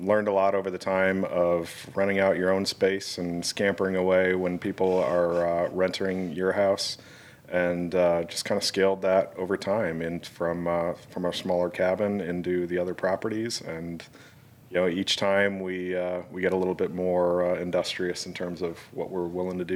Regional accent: Michigan, United States; moved away as an adult; also born or lived in Gulf Coast of Mississippi and Alabama; now in Baltimore, United States; I'm originally from Michigan. I went to University of Michigan

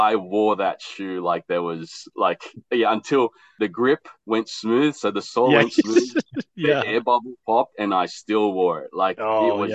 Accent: Australia; also born or lived in Philippines; I was born in the Philippines and we migrated to Australia in the late 80s. So I'm an 80s baby, child of the 90s

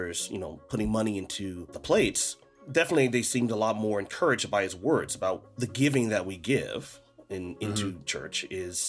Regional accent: United States; moved away; where I grew up in the States.

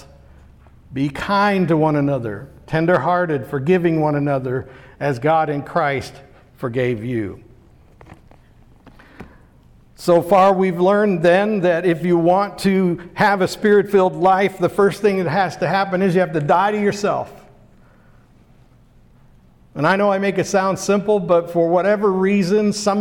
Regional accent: Pittsburgh, Pennsylvania, United States; That's a word I grew up with in Pittsburgh

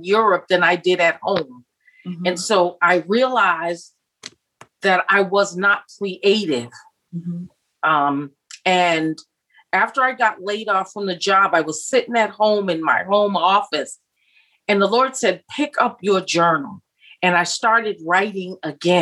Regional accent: United States; moved away as an adult; I'm an American in a foreign country

